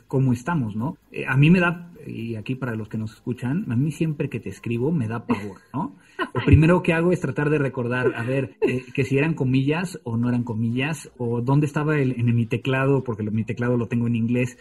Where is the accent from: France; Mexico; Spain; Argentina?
Mexico; Mexico City; en el Distrito Federal de Ortografía cuando estaba en la secundaria